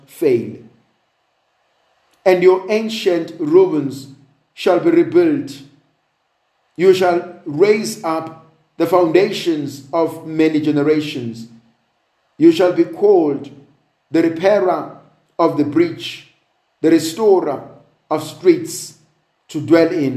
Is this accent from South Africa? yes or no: yes; South Africa; I'm a South African